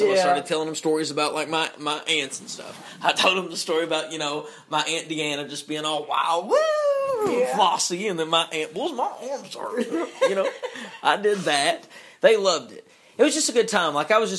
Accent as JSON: {"language": "English", "region": "Eastern Kentucky", "country": "United States", "said": "I'm from Eastern Kentucky."}